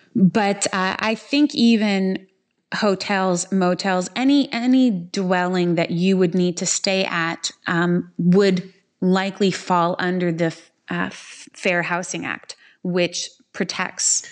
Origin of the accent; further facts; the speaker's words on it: Quebec, Canada; I'm from Quebec and Quebec is probably the number one puppy mill capital of the world and it's something that we we regularly struggle with there